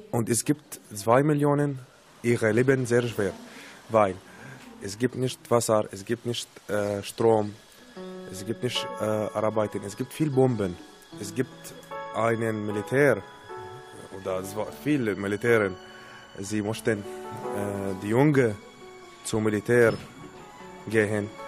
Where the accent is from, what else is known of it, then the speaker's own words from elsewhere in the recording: Syria; German is a second language; moved away as an adult; now in Germany; Ich komme aus Syrien. Ich bin 26 Jahre alt. Ich bin in Deutschland seit äh, 13 Monaten